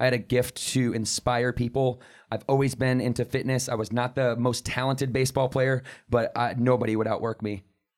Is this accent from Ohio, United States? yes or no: no; Battle Creek, Michigan, United States; we grew up in Battle Creek, Michigan together.